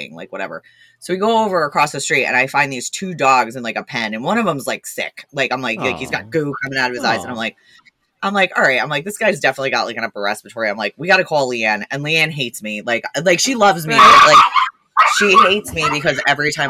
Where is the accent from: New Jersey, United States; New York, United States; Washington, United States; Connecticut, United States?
New Jersey, United States; I am from New Jersey